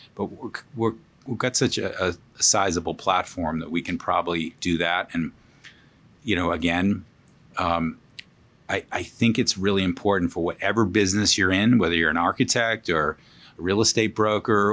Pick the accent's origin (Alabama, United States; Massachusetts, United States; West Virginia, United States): Massachusetts, United States; Boston; now in New York, United States; Grew up in Boston, a great place to grow up